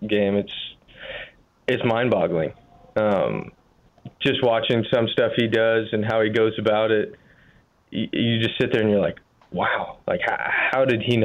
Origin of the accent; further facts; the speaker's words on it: Northern California, United States; Growing up in NorCal, we had the Giants and the A's there